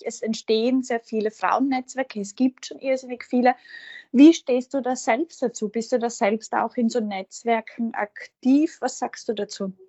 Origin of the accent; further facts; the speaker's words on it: Feldbach, Styria, Austria; wir beide in Feldbach geboren